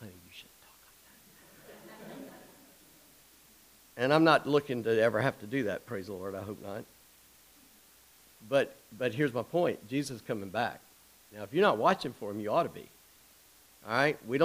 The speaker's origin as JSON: {"language": "English", "town": "Charleston", "region": "South Carolina", "country": "United States", "tie": "born or raised there", "said": "I grew up in Charleston."}